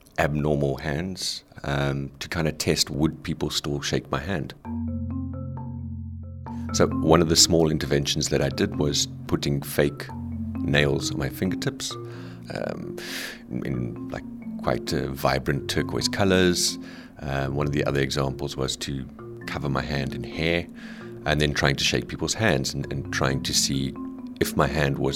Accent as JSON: {"language": "English", "country": "South Africa", "moved": "yes", "lives_now": "Netherlands", "said": "I'm originally from South Africa"}